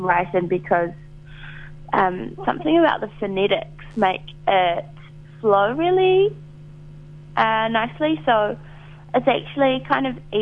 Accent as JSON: {"language": "English", "region": "Wellington", "country": "New Zealand", "tie": "born or raised there", "said": "I'm in Wellington, my hometown"}